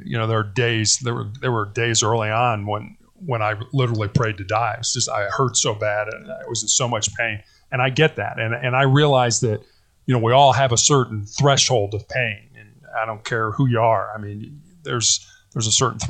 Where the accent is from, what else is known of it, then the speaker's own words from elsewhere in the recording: Chicago, Illinois, United States; I born and raised in Chicago, Illinois, oldest of three boys